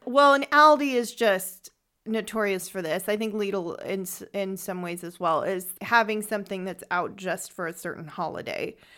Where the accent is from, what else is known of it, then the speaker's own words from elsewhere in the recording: San Francisco, California, United States; moved away as an adult; also born or lived in Freiburg im Breisgau, Germany; now in Freiburg, Germany; I am from San Francisco, California